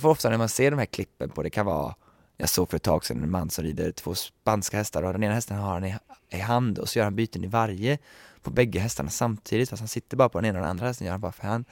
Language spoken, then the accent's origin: Swedish; Sweden; moved away; Jag har ju bara varit hemma i Sverige här i mindre än ett år nu